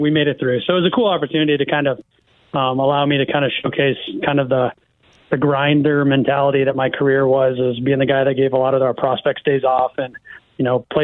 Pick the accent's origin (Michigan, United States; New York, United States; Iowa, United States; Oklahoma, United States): Iowa, United States; born or raised there; moved away